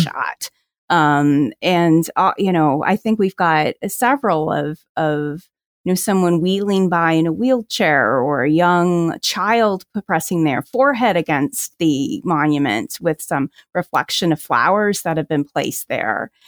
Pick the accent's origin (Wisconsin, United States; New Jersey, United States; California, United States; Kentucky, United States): New Jersey, United States; now in Washington, D.C., United States; I grew up in New Jersey